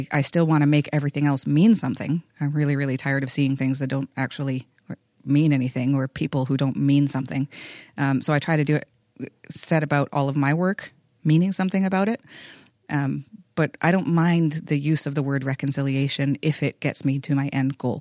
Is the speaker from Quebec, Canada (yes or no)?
no; Vancouver, British Columbia, Canada; I was actually born and raised in Vancouver, but my ancestry is in Haida Gwaii